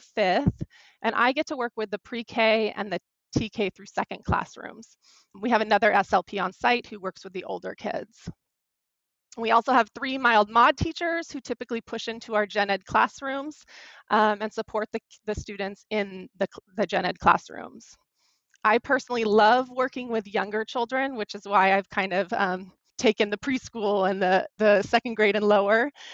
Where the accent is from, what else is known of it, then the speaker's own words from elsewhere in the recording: California, United States; I ended up returning to my home state of California